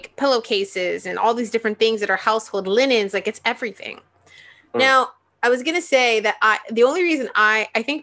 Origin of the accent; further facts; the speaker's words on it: Toronto, Ontario, Canada; I grew up in Toronto